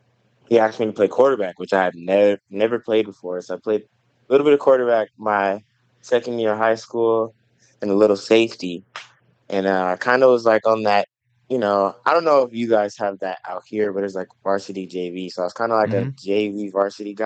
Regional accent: Los Angeles, California, United States; moved away as an adult; also born or lived in Carson, California / Hawthorne, California / Menifee, California; now in Maryville, United States; Originally, I'm from Los Angeles. I grew up in, my dad lived in Carson, California, and my mom lived in Hawthorne, so the LA County area

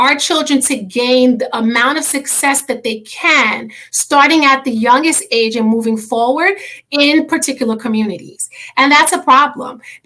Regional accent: New York City, New York, United States; moved away; I'm originally from New York, and in New York City

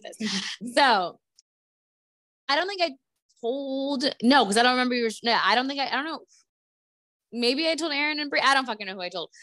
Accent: United States; moved away; we grew up in Stewart

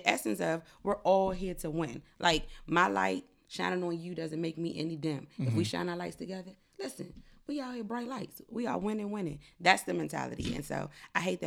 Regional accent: DMV area, United States; also born or lived in North Carolina; I was from North Carolina. Grew up in the DMV area

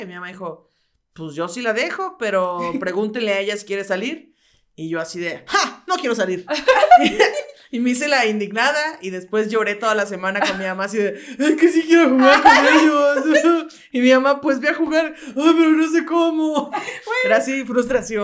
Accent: Mexico City, Mexico; also born or lived in Coacalco, State of Mexico; viví mucho tiempo en, la, en el sur, sur de las, o sea, por donde está la salida a Cuernavaca, ahí viví

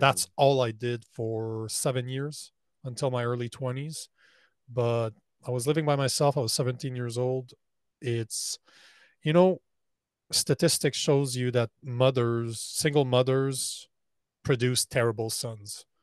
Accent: Canada; I'm Canadian

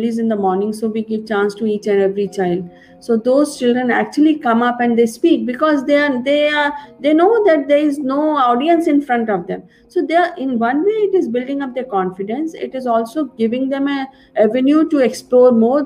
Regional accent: India; In our country, in India

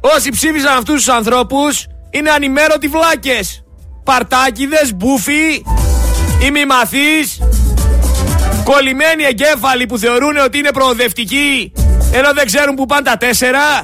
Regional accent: Thessaloniki, Central Macedonia, Greece; είμαι από τη Θεσσαλονίκη

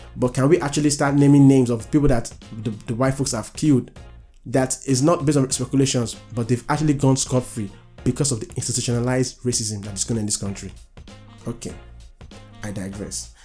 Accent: Nigeria; now in United States; I'm a Nigerian

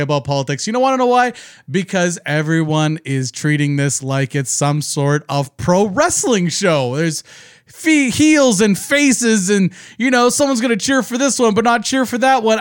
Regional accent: Canada; I'm not American. I'm Canadian.

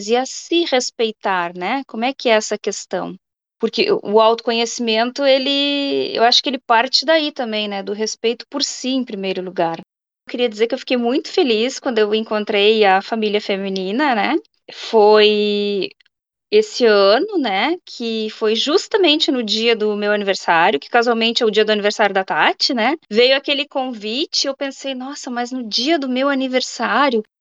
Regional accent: Rio Grande do Sul, Brazil; moved away as an adult; now in Sweden; eu sou gaúcha, eu tô na Suécia há 10 anos, já vai fazer 11

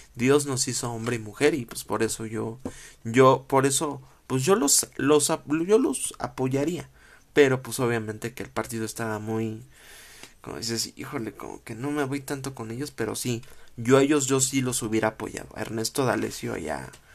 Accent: Mexico; como mexicano

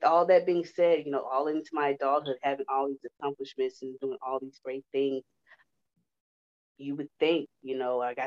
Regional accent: Houston, Texas, United States; I grew up in Houston, you know, I'm 30 years old

